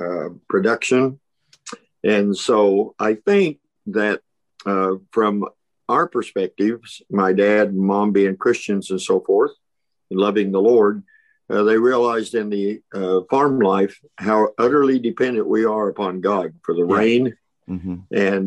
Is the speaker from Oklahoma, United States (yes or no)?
yes; Perry, Oklahoma, United States; also born or lived in Fairview, Oklahoma; my parents then got into the First Baptist Church of our hometown of Perry.